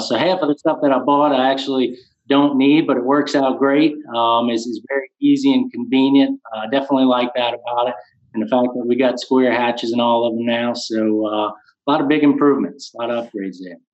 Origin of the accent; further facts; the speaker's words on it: Luling, Louisiana, United States; I was born and raised in Luling, Louisiana. Uh, still currently reside here